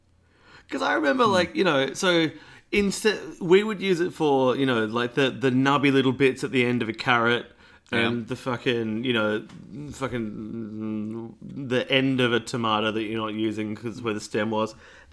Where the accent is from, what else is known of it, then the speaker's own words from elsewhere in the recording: Pasadena, South Australia, Australia; the house I grew up in Pasadena, not Pasadena, California, Pasadena, South Australia